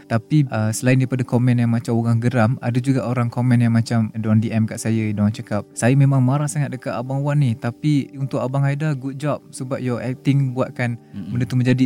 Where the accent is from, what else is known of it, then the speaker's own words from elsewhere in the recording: Kuala Lumpur, Malaysia; also born or lived in Sungai Petani, Kedah / Segamat, Johor; saya berasal daripada AU3 Keramat KL kampung di Sungai Petani di Tikam